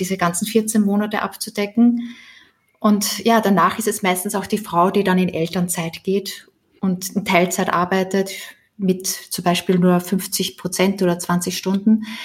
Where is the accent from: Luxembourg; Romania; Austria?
Austria; moved away as an adult; now in Germany; kleine Wohnung in Österreich äh, gekauft, in meiner Heimatstadt